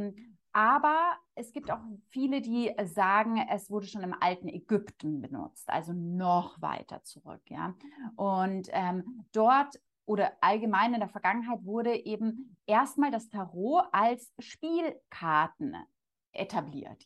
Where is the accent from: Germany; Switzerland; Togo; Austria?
Germany; Munich, Bavaria; komme ich aus München